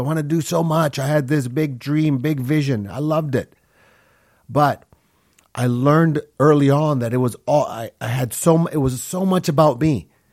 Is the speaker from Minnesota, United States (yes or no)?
yes; Minneapolis, Minnesota, United States; also born or lived in Honduras; when I was six years old, my family moved to Minneapolis, Minnesota, and that's where I grew up.